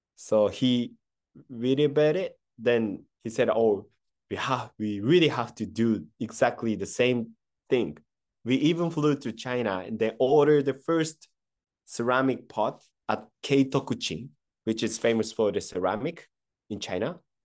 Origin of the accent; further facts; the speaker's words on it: Kyoto, Japan; English is a second language; also born or lived in Tokyo / United States; I was born in Kyoto and raised up in, uh, Kyoto, but I moved to Tokyo for the university